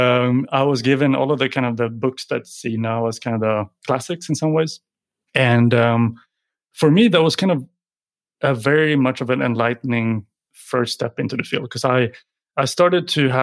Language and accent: English; Sweden; moved away as an adult; also born or lived in Sydney, Australia; born and raised in Sweden, but decided to jump on a plane and go to study in Australia